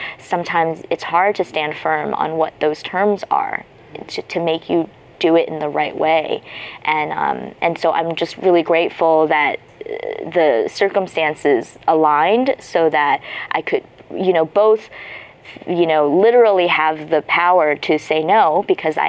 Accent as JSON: {"language": "English", "country": "United States", "tie": "born or raised there", "also_born_or_lived": "China", "said": "I'm American and I was raised here"}